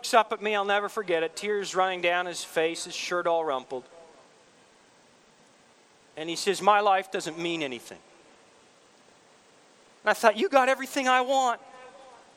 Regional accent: Canada; I'm Canadian.

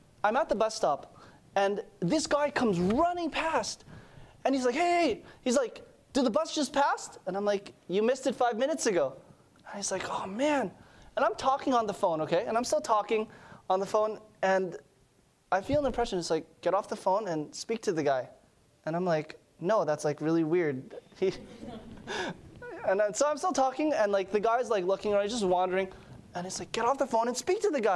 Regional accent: Montreal, Quebec, Canada; moved away; I'm from Montreal.

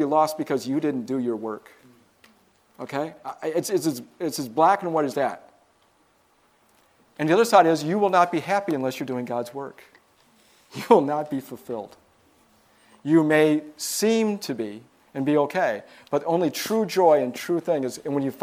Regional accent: Michigan, United States; I'm from Michigan.

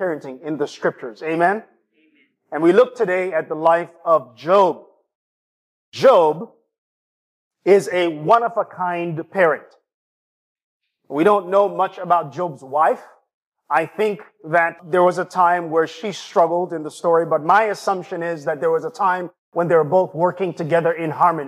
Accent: Jamaica; also born or lived in East Lansing, Michigan; now in Lansing, United States; my hometown and my homeland, Jamaica.

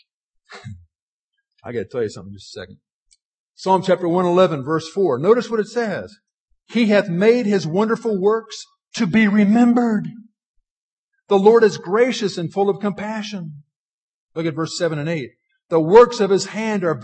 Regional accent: Washington, District of Columbia, United States; moved away; I grew up in Washington, D.C.

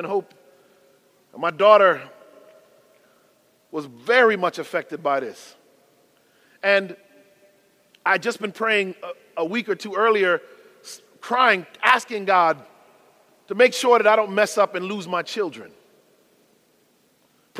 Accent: Connecticut, United States; I was born in the Constitution state of Connecticut.

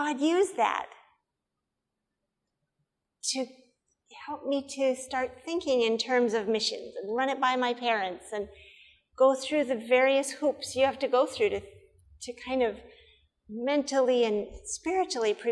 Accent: Nebraska, United States; also born or lived in Wyoming; I was born in Wyoming, grew up in Nebraska

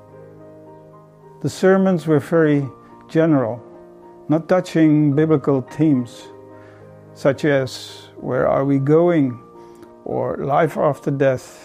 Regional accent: Netherlands; I'm from Holland, from a Dutch Reformed family.

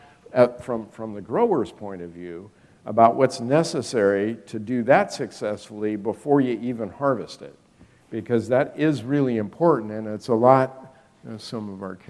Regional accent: Northern California, United States; moved away as an adult; now in West Virginia, United States; I was raised in Northern California and lived most of my life there

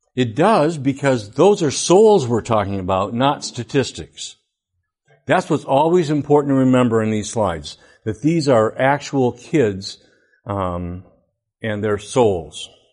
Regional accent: Flint, Michigan, United States; I went all twelve years through public education. I lived in Flint.

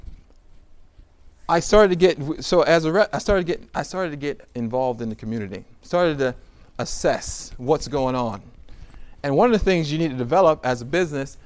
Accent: Somerville, United States; I'm from Somerville

